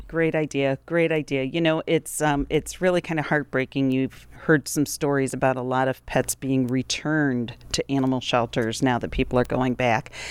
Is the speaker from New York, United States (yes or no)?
yes; Rochester, New York, United States; growing up in Rochester, New York in nineteen seventy-one